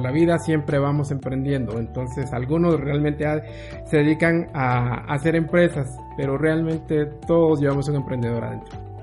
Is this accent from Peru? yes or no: no; Guatemala; soy, soy guatemalteco